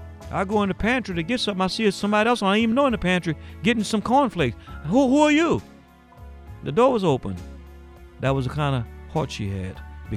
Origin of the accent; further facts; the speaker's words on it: New Orleans, Louisiana, United States; I tell people all the time that I'm from Desire, Louisiana. And they're puzzled by they never heard of such city. If I'm not from the Desire Project, I'm from Desire, Louisiana.